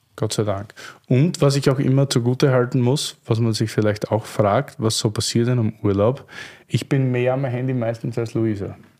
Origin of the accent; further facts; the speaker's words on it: Austria; aus Sicht eines Österreichers